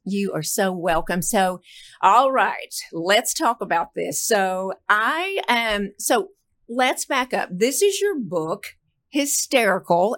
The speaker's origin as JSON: {"language": "English", "town": "Fort Worth", "region": "Texas", "country": "United States", "tie": "born or raised there", "said": "my hometown, Fort Worth"}